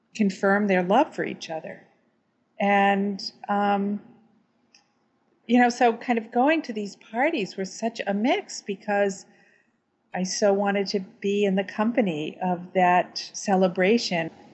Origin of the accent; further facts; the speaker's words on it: Vermont, United States; I'm from Vermont.